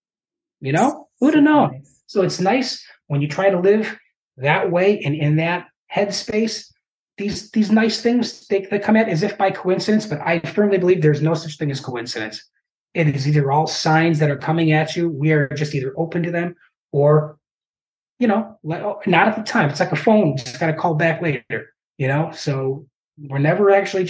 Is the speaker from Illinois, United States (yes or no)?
yes; Chicago, Illinois, United States; now in Champaign-Urbana, United States; It's about 120 miles due south of Chicago. Matter of fact, where I work butts up against 57. So I like to joke that if I just hopped the fence and went north, I could get off in 2 hours and be in my hometown